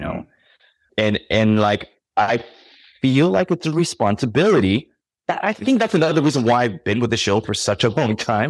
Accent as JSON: {"language": "English", "region": "California", "country": "United States", "tie": "born or raised there", "also_born_or_lived": "New York", "moved": "yes", "said": "I grew up in California and I lived in New York."}